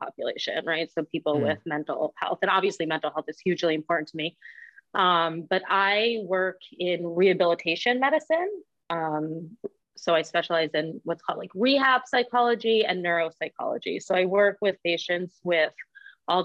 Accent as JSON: {"language": "English", "area": "Westchester County", "region": "New York", "country": "United States", "tie": "born or raised there", "said": "I'm not from Manhattan. I'm a bit north of the city, Westchester County."}